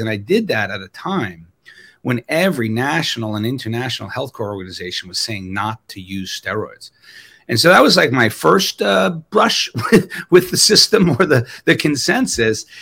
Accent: New York, United States; moved away; also born or lived in Wisconsin; I'm from New York

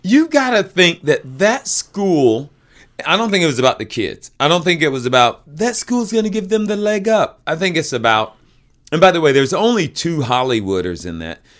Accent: the South, United States; I am from the South. I also grew up very poor in the South

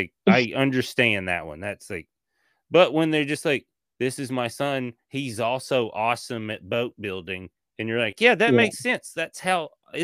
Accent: Tennessee, United States; also born or lived in Kentucky; now in Los Angeles, United States; I'm from Tennessee

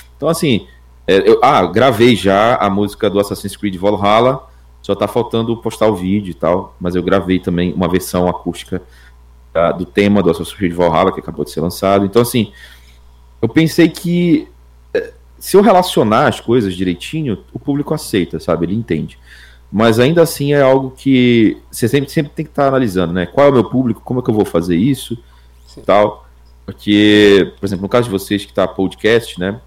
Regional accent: Belém, Pará, Brazil; eu moro no norte do país, em Belém do Pará

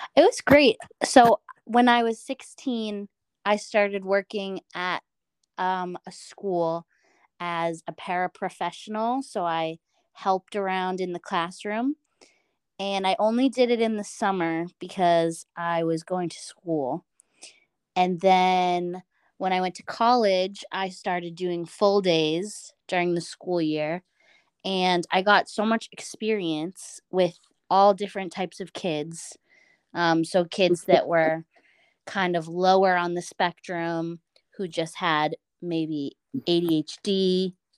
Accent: Boston, Massachusetts, United States; moved away as an adult; now in Westfield, United States; I am from Boston, and I am with a host family in Westfield

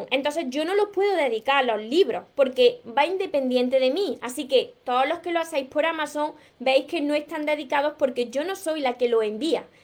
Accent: Canary Islands, Spain; Yo soy de Canarias y me llegó en dos días.

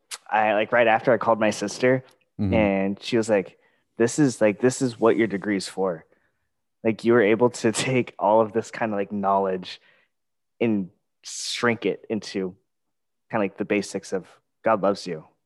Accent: Philippines; I was like, oh, I'm Filipino. That's really cool.

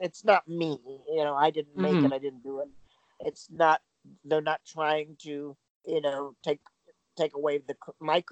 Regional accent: Michigan, United States; moved away as an adult; also born or lived in California; I come from Michigan

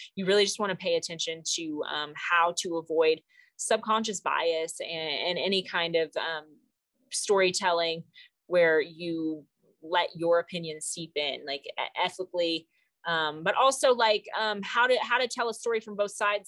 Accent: Arkansas, United States; now in Colorado, United States; I'm from Arkansas, Arkansas Razorbacks

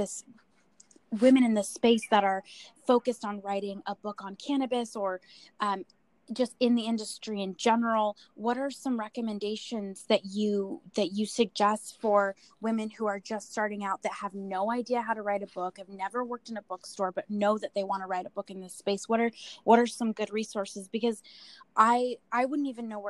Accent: Portland, Oregon, United States; I'm from Portland, Oregon

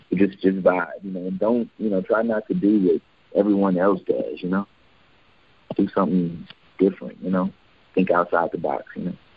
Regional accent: Houston, Texas, United States; now in Atlanta, United States; I'm from Houston, Texas

